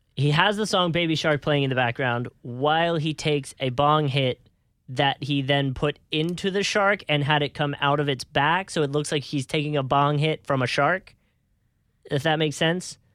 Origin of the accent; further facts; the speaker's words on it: Philadelphia, Pennsylvania, United States; I'm from Philly